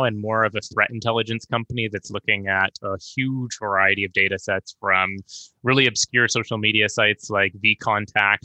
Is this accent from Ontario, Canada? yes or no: no; Victoria, British Columbia, Canada; I get to kind of hang my hat in my hometown